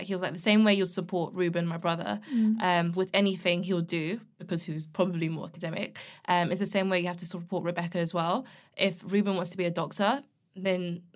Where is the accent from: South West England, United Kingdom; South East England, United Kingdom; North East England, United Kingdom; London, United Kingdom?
London, United Kingdom; I'm from London and I love the city